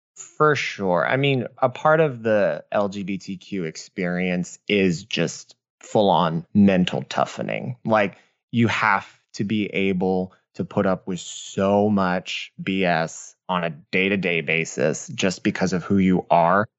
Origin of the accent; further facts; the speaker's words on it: New Orleans, Louisiana, United States; I was born and raised in New Orleans.